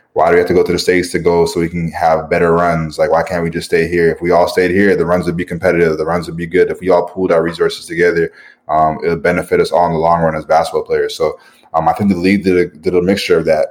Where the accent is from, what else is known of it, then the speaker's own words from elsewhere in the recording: Canada; moved away; being Canadian